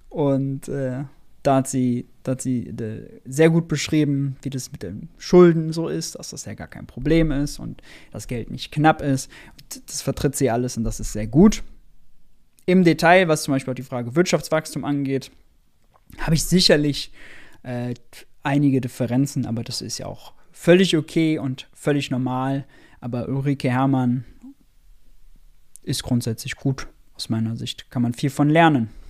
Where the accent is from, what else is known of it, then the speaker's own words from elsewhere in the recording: Mönchengladbach, North Rhine-Westphalia, Germany; Ich komme aus Mönchengladbach.